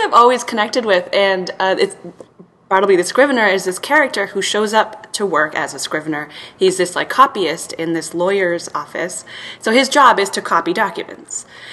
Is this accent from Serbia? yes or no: yes; Belgrade, Serbia; moved away; I'm from Serbia, so I saw, would would have seen that in Belgrade, and there's this like um, beautiful old picture house now is closed in our neighborhood there